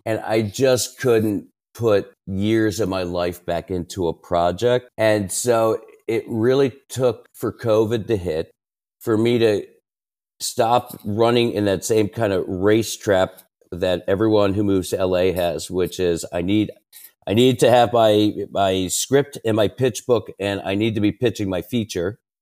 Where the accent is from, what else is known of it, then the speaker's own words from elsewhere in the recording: Maryland, United States; I grew up in Maryland, right outside Washington, D